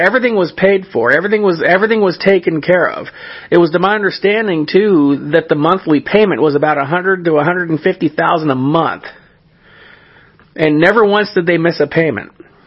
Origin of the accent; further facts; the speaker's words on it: California, United States; the church that I grew up in California